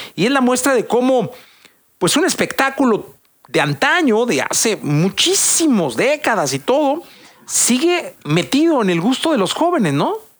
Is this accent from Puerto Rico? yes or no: no; Mexico